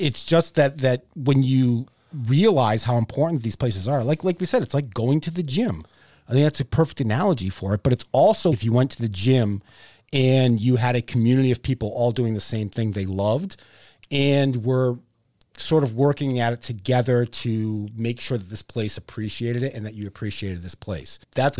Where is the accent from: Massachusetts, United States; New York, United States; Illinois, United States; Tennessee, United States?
Massachusetts, United States; Assonet; Yeah, I grew up in Assonet, Massachusetts, and the closest ski area we had was Blue Hills.